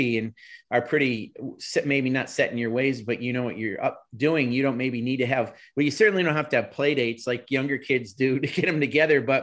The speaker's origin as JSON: {"language": "English", "region": "New York", "country": "United States", "tie": "born or raised there", "said": "I grew up in New York State"}